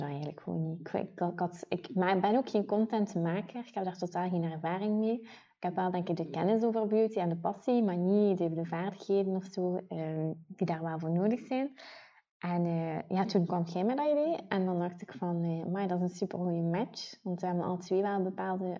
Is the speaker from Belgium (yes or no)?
yes; Ghent, Flanders, Belgium; accent: Ghent; Ik ben afkomstig uit Gent. Dat zullen de mensen wel horen die aan het luisteren zijn en mijn niet te verstoppen accent